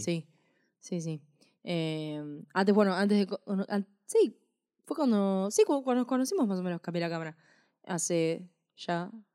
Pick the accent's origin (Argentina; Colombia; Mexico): Argentina